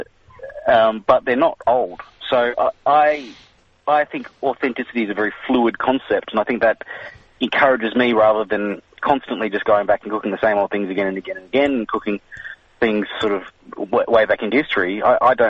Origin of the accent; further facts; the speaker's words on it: Malaysia; I grew up in Malaysia, was born in Malaysia anyway